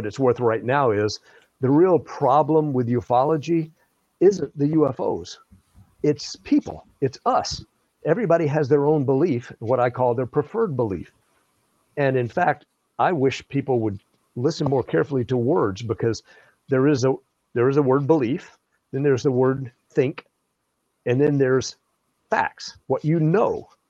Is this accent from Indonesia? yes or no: yes; Java, Indonesia; I grew up in Southeast Asia, in Java, Indonesia. My parents were missionaries.